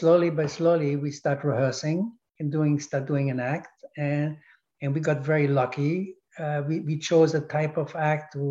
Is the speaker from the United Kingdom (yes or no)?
no; Königsberg, Germany; English is a second language; moved away; also born or lived in Paris, France; I'm born during the war in 1942. In a city called Königsberg, which is Prussia, which now belongs to Russia